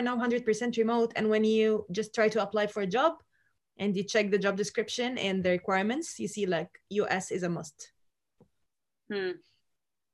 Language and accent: English; Egypt; I am from Egypt